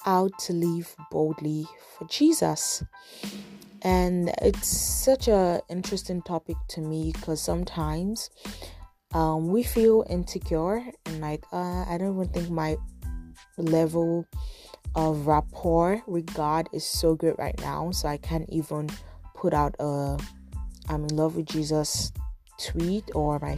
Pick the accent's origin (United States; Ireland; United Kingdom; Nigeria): Nigeria; now in Toronto, Canada; I'm a Nigerian blogger and podcaster based in Toronto.